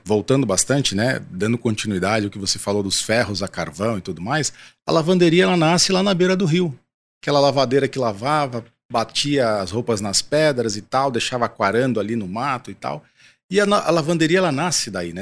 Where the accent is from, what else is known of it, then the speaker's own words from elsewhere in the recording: São Paulo, Brazil; sou paulistano